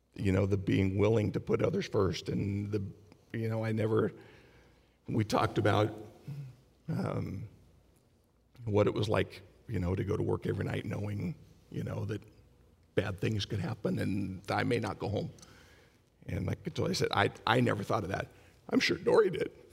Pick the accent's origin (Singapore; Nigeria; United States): United States; Long Beach, California; I was born and raised in Long Beach. I worked, retired, still live in Long Beach